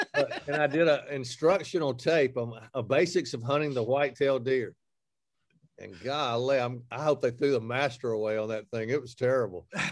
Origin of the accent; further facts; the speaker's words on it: Alabama, United States; I'm from Alabama